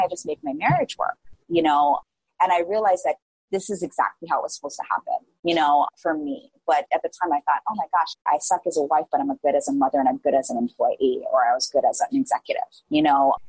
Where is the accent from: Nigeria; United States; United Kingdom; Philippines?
United States; Hawaii; also born or lived in San Francisco Bay Area; I grew up in a really small town here in Hawaii